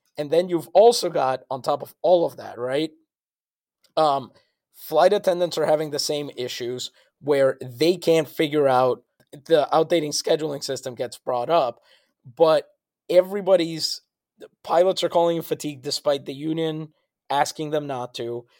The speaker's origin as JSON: {"language": "English", "town": "San Juan", "country": "Puerto Rico", "moved": "yes", "said": "I'm from San Juan."}